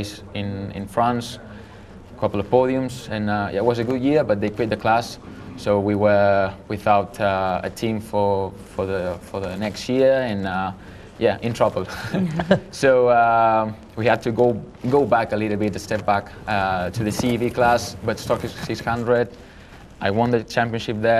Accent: Manila, Metro Manila, Philippines; I was born in Manila

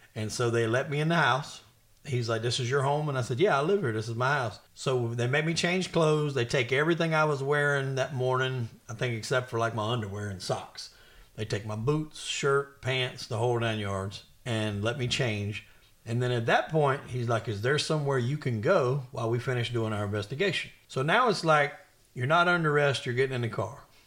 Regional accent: the South, United States; I'm from the South

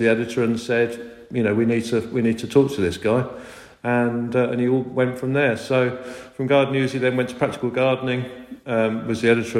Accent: Hertfordshire, East of England, United Kingdom; moved away; also born or lived in Midlands; we moved to the Midlands from Hertfordshire, where I was born and brought up originally

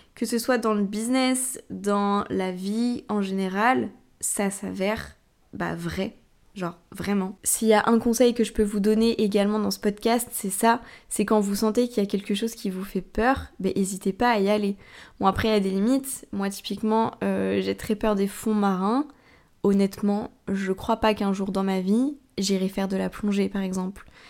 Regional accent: Tours, Centre-Val de Loire, France; moi je suis de Tours

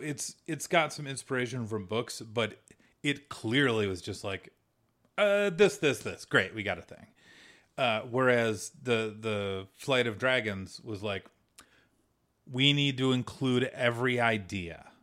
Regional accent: United States; We're from America

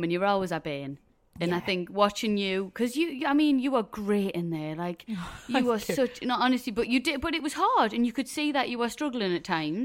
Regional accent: South Shields, North East England, United Kingdom; we're both from South Shields

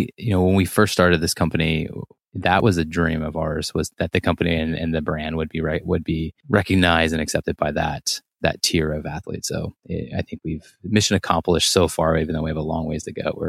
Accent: Monterey, California, United States; born there; So I was born in Monterey, California on a military base. So I'm a military brat.

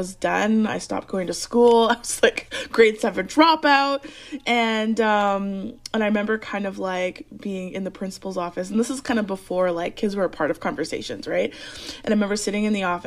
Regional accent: Alberta, Canada; I grew up in Alberta, which is above Montana.

